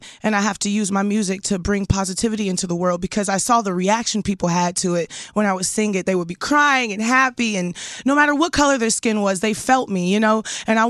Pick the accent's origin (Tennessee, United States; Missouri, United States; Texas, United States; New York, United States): Texas, United States; Houston; We're from the same city. Are you from Houston? H-Town, baby.